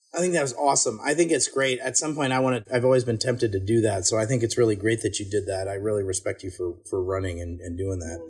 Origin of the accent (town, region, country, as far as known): near Chappaqua, New York, United States; born or raised there